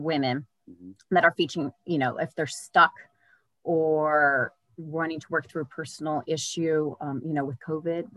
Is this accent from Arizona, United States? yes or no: no; Bay Area, Northern California, United States; I grew up in the Northern California in the Bay Area